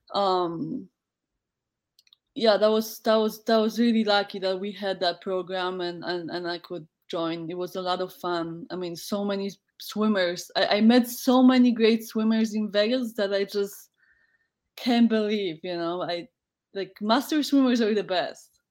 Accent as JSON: {"language": "English", "country": "Poland", "tie": "born or raised there", "also_born_or_lived": "United States", "second_language": "English", "moved": "as an adult", "said": "I decided to to um, to leave my my home uh, city"}